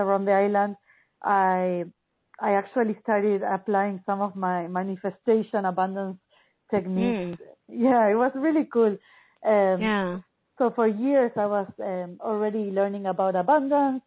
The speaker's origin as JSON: {"language": "English", "region": "Buenos Aires", "country": "Argentina", "tie": "born or raised there", "said": "I grew up in Buenos Aires, Argentina, and it's a big city."}